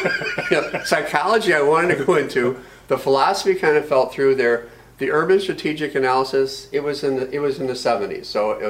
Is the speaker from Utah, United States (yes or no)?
no; St. Louis, Missouri, United States; Okay, I grew up in St. Louis, Missouri, yay Cardinals.